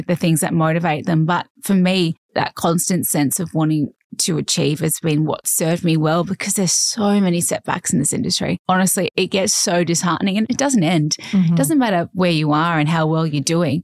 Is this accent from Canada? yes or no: no; Cairns, Queensland, Australia; moved away as an adult; now in Sydney, Australia; Growing up in Cairns, our trips each year were to Brisbane to see my grandparents.